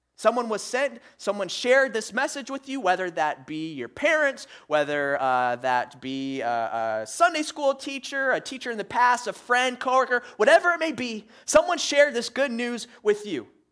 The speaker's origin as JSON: {"language": "English", "region": "Michigan", "country": "United States", "tie": "born or raised there", "moved": "yes", "said": "growing up, up in Michigan, uh, with my family"}